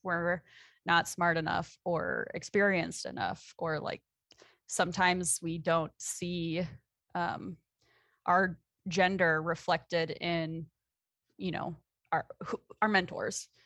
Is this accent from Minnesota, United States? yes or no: yes; South Metro of the Twin Cities, Minnesota, United States; moved away as an adult; also born or lived in Oregon; now in Montana, United States; I grew up in the South Metro of the Twin Cities